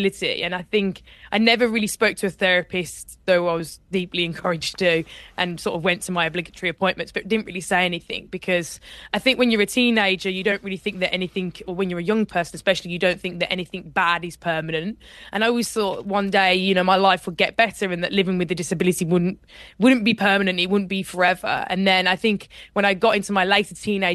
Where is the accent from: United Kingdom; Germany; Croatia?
United Kingdom; Birmingham, West Midlands; I grew up in Birmingham, and in Birmingham you don't really do rowing